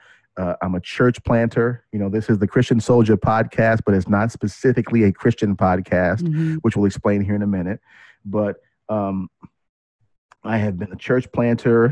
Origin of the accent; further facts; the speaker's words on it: Kansas City, United States; I'm from Kansas City. I'm a Midwest boy.